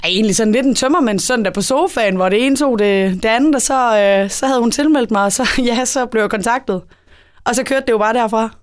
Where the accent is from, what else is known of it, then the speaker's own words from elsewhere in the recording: Esbjerg, Southern Denmark, Denmark; Jeg er syvogtyve, og jeg er fra Esbjerg